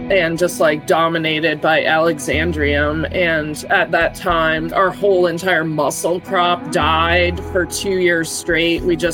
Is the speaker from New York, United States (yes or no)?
no; Rhode Island, United States; moved away as an adult; also born or lived in Maine; now in Alaska, United States; we grew up in Rhode Island. For me, my dad was a fisherman his whole life.